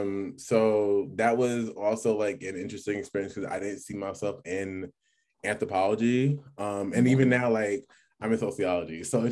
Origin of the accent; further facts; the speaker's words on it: New York City, New York, United States; moved away as an adult; also born or lived in Rochester, New York / Jamaica (heritage); now in Syracuse, United States; I'm from the Bronx, New York, but I go to school at Syracuse University.